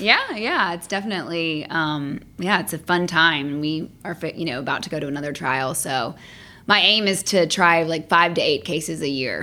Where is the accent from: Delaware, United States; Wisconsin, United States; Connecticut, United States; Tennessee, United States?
Tennessee, United States; Franklin; moved away as an adult; also born or lived in Athens, Georgia / Austin, Texas; now in Atlanta, United States; I grew up outside of Nashville, Tennessee, in a town called Franklin.